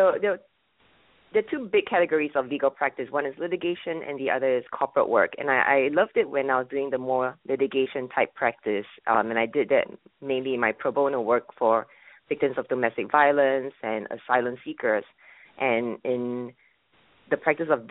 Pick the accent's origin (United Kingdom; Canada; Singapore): Singapore; moved away as an adult; also born or lived in Boston, United States; now in United States; I'm originally from Singapore